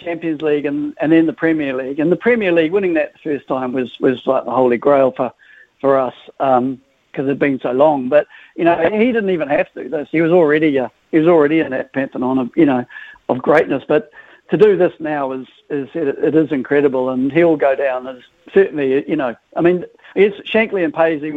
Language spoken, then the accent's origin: English; New Zealand; accent: New Zealand; also born or lived in Liverpool; I came out here when I was young, so... So I'm a Kiwi